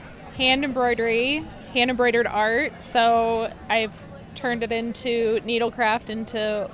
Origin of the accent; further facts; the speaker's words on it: Indianapolis, Indiana, United States; also born or lived in Bloomington, Indiana; I'm from Indianapolis, but spent a lot of time in Bloomington growing up.